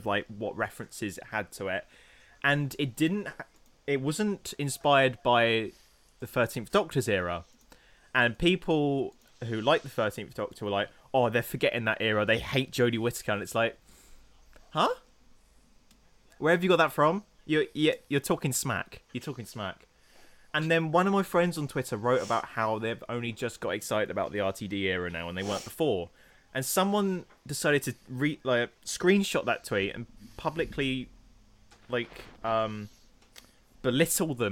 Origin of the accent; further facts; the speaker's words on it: England, United Kingdom; I'm English